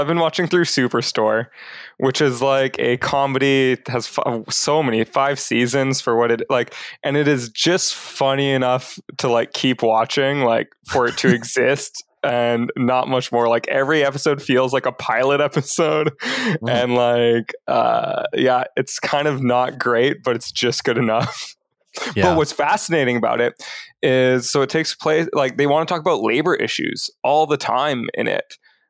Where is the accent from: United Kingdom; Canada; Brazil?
Brazil; born there; And so I was born in Brazil because my parents were like serving overseas with what was then called MBMSI.